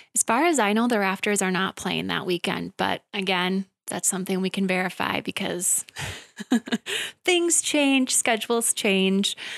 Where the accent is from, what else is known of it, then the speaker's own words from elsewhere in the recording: Wisconsin Rapids, Wisconsin, United States; I was born and raised in Wisconsin Rapids, graduated from Lincoln High School in twenty fourteen